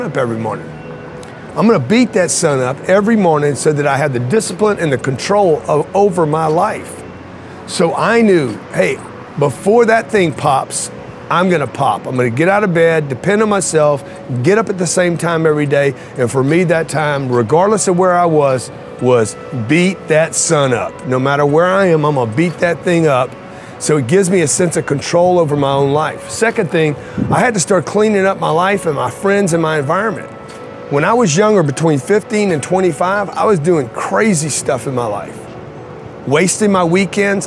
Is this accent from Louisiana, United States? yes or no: yes; Lake Charles, Louisiana, United States; I grew up in Lake Charles, Louisiana, no money, raised by a single mother